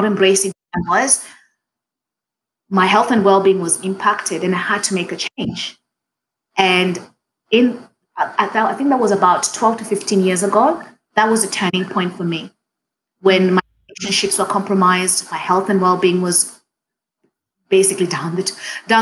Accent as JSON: {"language": "English", "country": "Kenya", "tie": "born or raised there", "first_language": "Swahili", "second_language": "English", "moved": "as an adult", "lives_now": "Australia", "said": "as a Kenyan Australian"}